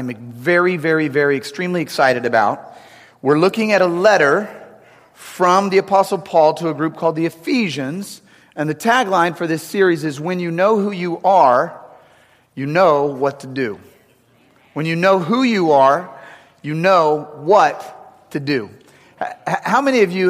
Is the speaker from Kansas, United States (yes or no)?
no; St. Louis, Missouri, United States; also born or lived in St. Charles; we're both from St. Louis.